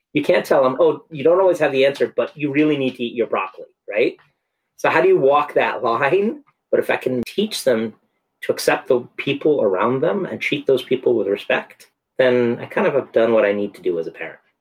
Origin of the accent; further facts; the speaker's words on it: San Francisco, California, United States; moved away; I grew up in San Francisco where, you know, Victorians are painted bright colors